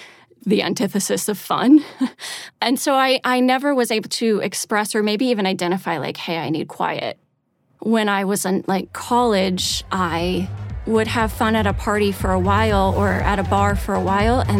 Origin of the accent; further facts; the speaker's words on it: Iowa, United States; moved away as an adult; also born or lived in Minnesota; I grew up in Iowa in a really quiet place and a really quiet family.